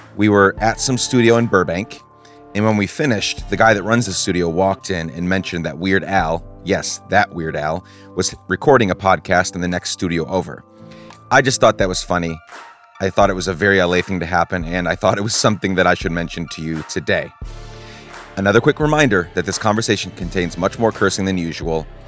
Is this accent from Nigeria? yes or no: no; Guatemala; I grew up in Guatemala